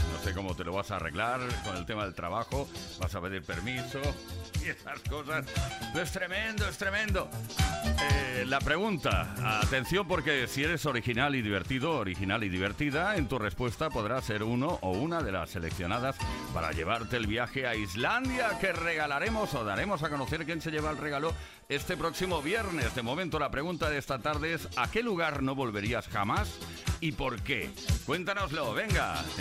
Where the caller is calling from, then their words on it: Vigo, Galicia, Spain; de Vigo.